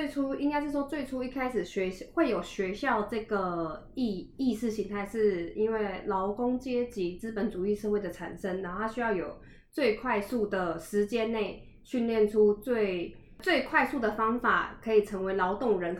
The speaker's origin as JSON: {"language": "Chinese", "country": "Taiwan", "tie": "born or raised there", "said": "应该是因为我们本来就是从小就生长在台湾这块土地上，我们没有从哪个地方过来，就是不像外省族群啊，从好像是东北啊什么之类的过来。"}